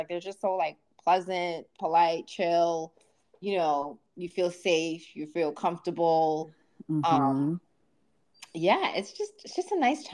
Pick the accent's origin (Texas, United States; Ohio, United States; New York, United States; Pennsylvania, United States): New York, United States; moved away as an adult; also born or lived in DMV (Washington DC area); growing up in New York